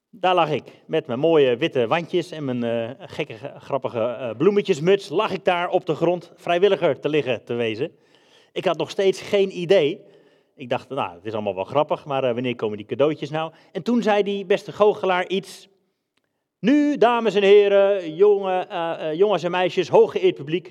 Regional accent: Netherlands; moved away as an adult; also born or lived in England / Denmark; we zijn Hollanders

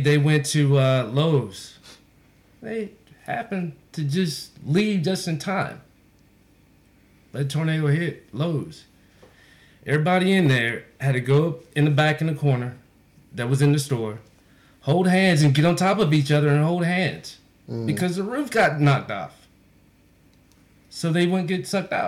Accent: Sanford, North Carolina, United States; moved away as an adult; also born or lived in Wilmington, North Carolina; now in Houston, United States; where I grew up in Sanford

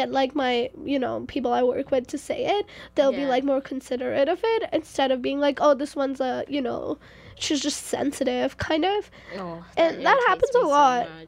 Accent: India; now in Canada; I'm from India.

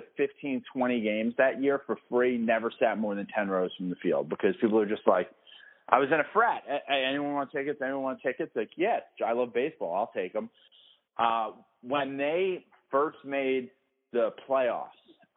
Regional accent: New York City, New York, United States; moved away; I grew up in the Bronx

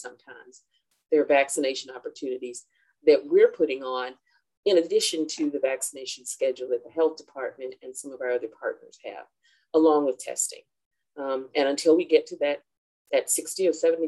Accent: Chattanooga, Tennessee, United States; moved away as an adult; my hometown of Chattanooga, Tennessee. Born and raised here

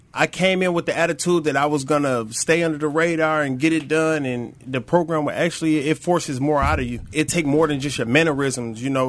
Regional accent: Flint, Michigan, United States; I'm originally from Flint, Michigan, born and raised

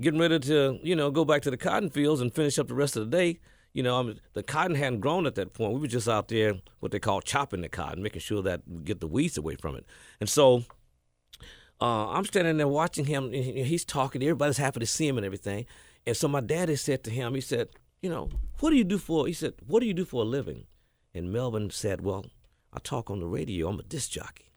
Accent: Batesville, Mississippi, United States; born or raised there; also born or lived in Houston, Texas; now in Memphis, United States

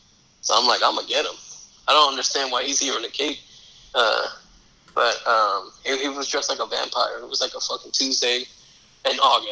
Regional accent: New York City, New York, United States; I'm from New York City, but I'm a Cowboys fan.

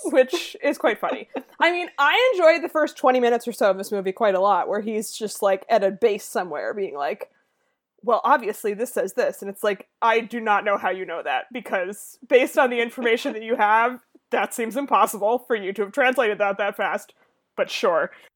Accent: near Boston, Massachusetts, United States; I grew up near Boston

